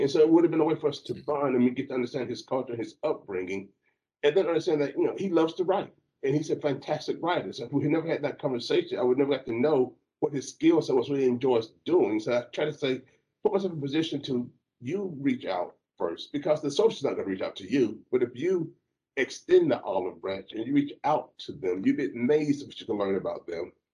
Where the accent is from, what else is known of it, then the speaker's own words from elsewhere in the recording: Alabama, United States; moved away as an adult; also born or lived in Jacksonville, Florida / Texas; I grew up in Alabama